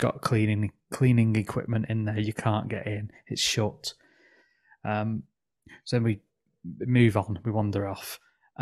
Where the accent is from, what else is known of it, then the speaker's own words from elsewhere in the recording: England, United Kingdom; us for being English